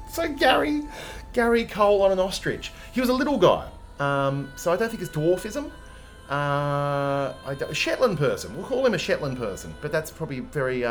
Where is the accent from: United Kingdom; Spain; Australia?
Australia; Adelaide, South Australia; I'm from Adelaide